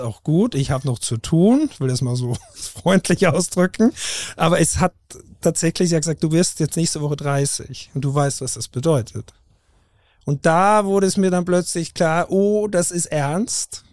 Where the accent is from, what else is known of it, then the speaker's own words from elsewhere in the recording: Haus im Ennstal, Styria, Austria; moved away as an adult; also born or lived in Lech am Arlberg / Norderney; now in Hamburg, Germany; im österreichischen Enstal geboren. Also ich bin Steirer, nach wie vor